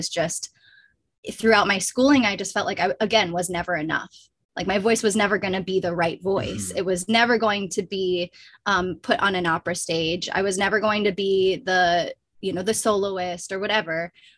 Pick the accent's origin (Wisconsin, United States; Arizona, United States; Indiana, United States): Wisconsin, United States; southwestern; moved away; I did grow up in a small rural town of 5,000 people in southwestern Wisconsin on Ho-Chunk Nation lands